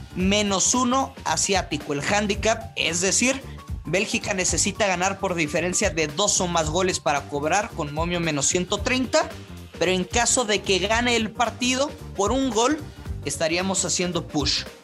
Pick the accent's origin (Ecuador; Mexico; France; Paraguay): Mexico; northern Mexico; como buen norteño